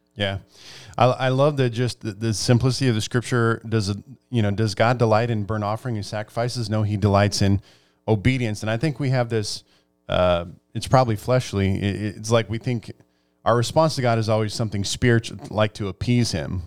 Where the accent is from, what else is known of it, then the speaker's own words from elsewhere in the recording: Nebraska, United States; I grew up in Nebraska